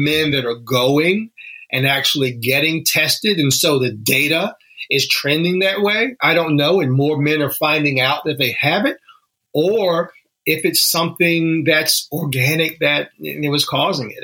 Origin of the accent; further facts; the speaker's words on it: Danville, Virginia, United States; moved away as an adult; my hometown is Danville, Virginia, little small mm. town right on the Virginia North Carolina border